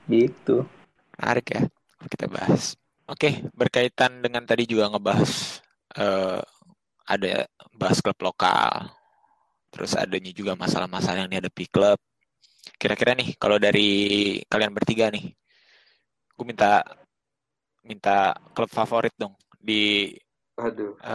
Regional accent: Jakarta, Indonesia; also born or lived in Bekasi; gue nggak nonton gue masih gede di Jakarta cuma gue nggak

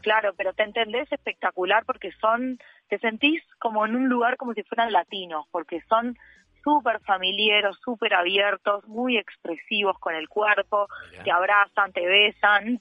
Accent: Uruguay; soy de Uruguay

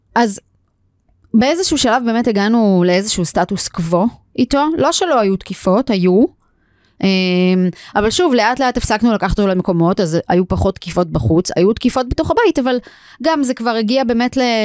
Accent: Israel; also born or lived in Tel Aviv, Israel; now in Hod HaSharon, Israel; גדלתי במושב, תמיד היו לנו כזה כלבי, כלבי מושב בחצר

